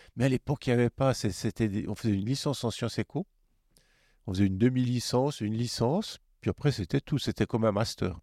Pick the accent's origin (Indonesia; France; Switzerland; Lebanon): Switzerland; Neuchâtel; je suis de Neuchâtel